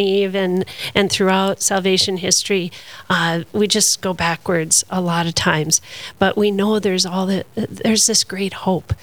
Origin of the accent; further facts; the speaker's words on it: Minnesota, United States; I'm a Minnesotan